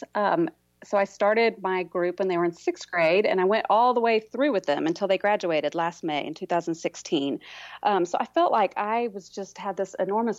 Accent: Houston, Texas, United States; moved away as an adult; also born or lived in Dallas, Texas / Waco, Texas; now in Oklahoma, United States; I'm originally from Houston. I'm a Texas girl misplaced in Oklahoma now

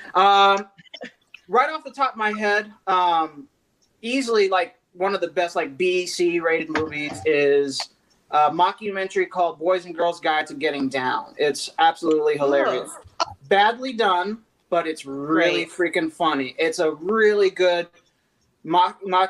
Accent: Austin, Texas, United States; moved away; they all knew I was from Austin

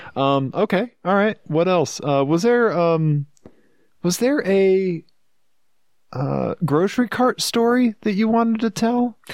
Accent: Missouri, United States; accent: Missouri; my Missouri accent

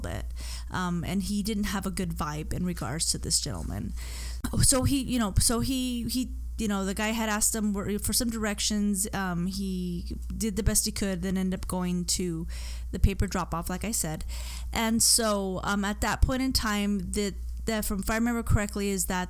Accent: Arizona, United States; I'm from Arizona

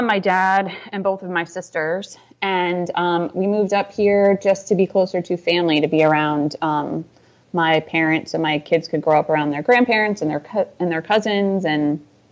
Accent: outside Albany, upstate New York, United States; I grew up in upstate New York, just outside of Albany, which is the capital

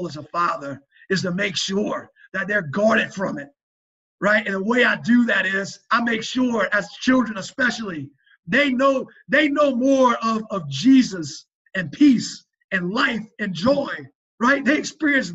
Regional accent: South Louisiana, United States; moved away; I'm a Cajun

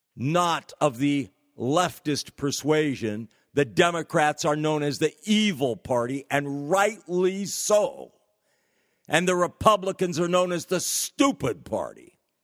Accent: California, United States; California, my home state.

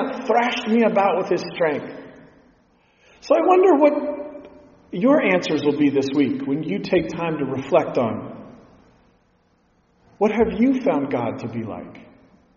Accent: Pacific Northwest, United States; growing up in the Pacific Northwest, I've been outdoors a lot

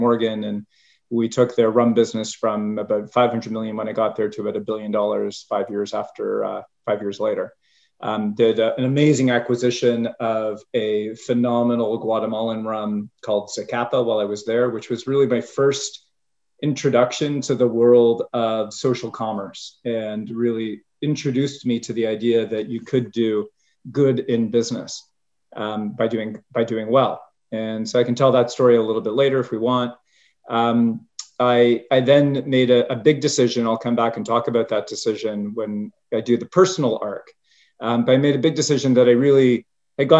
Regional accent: Canada; moved away as an adult; So I was born and bred in Canada and started my career there

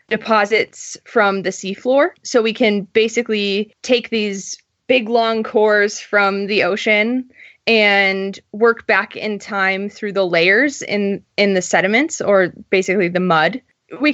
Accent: Indiana, United States; I grew up in Indiana

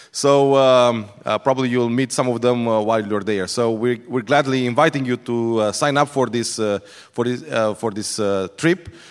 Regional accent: Iași, Iași County, Romania; we are from Iași, which is in the northeast of Romania

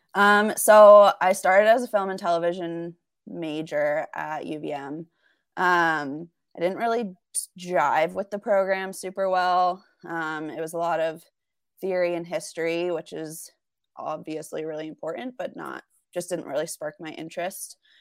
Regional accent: the Catskills, New York, United States; moved away as an adult; also born or lived in Burlington, Vermont; now in Salt Lake City, United States; I'm originally from the Catskills in New York, um, so about two hours north of New York City.

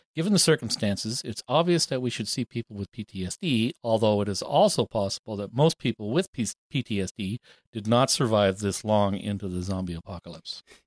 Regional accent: Canada; we're English speakers from Canada

